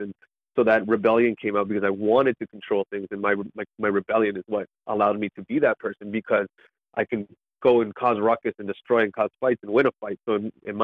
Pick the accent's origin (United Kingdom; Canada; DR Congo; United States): Canada; Niagara Falls, Ontario; also born or lived in St. Catharines, Ontario; I was born in Niagara Falls area. So I grew up there till about grade four. No, I think it was grade four. No, grade six, I moved to St. Catharines.